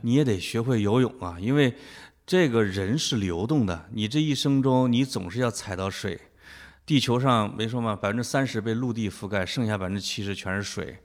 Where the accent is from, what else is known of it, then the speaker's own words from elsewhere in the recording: Henan, China; 我们河南人